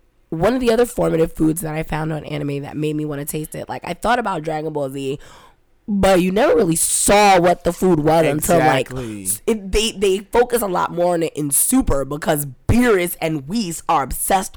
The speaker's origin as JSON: {"language": "English", "region": "New York", "country": "United States", "said": "I'm a New Yorker"}